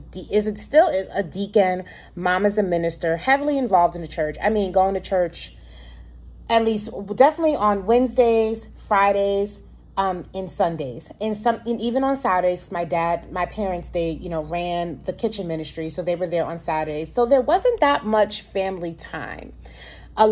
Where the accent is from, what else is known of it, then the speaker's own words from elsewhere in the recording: New York City, New York, United States; So I grew up in Harlem, New York, born and raised Harlem, New York City